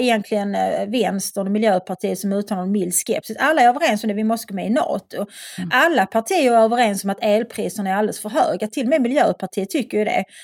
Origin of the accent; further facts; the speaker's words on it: Malmö, Skåne, Sweden; jag, kommer från Skåne, jag är uppväxt i Malmö.